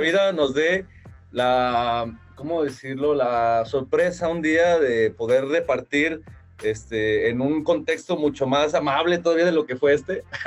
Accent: Guadalajara, Jalisco, Mexico; así somos los de Guanatos

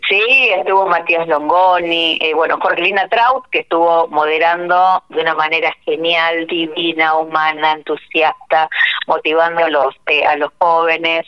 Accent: Argentina; moved away; en mi pueblo, así que para mí es donde nací, volver a mi tierra

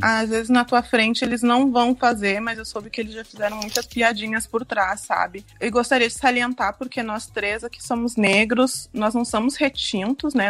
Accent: Brazil; now in Ireland; nós somos negros, nós somos brasileiros

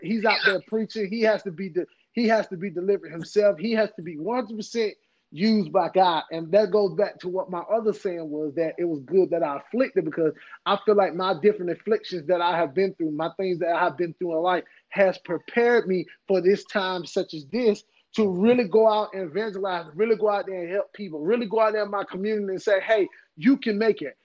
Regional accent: Henderson, North Carolina, United States; also born or lived in Durham, North Carolina; I'm from Henderson, North Carolina

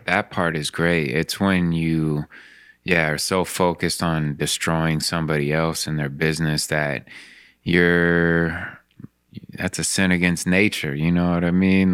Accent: Spokane, Washington, United States; when I grew up in Spokane

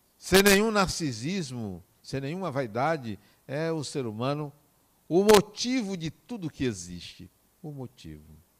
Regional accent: Acajutiba, Bahia, Brazil; eu nasci em Acajutiba

